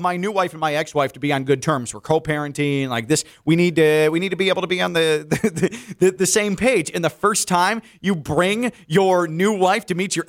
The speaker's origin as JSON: {"language": "English", "town": "Chicago", "region": "Illinois", "country": "United States", "moved": "yes", "lives_now": "Miami, United States", "said": "This wasn't home for me. I'm from Chicago. Now this is home. Chicago's not home and hasn't been for quite some time"}